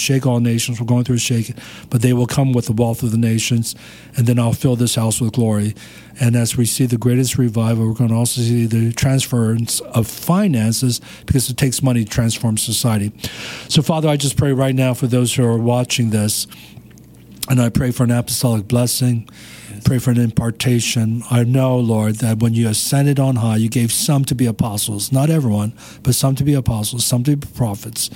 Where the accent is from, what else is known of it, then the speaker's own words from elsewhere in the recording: Maryland, United States; moved away as an adult; also born or lived in North Korea; now in Pasadena, United States; I grew up in Maryland